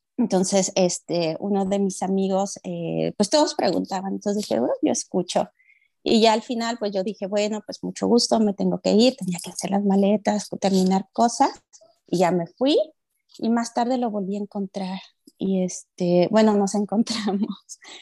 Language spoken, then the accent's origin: Spanish; Mexico; moved away; soy de México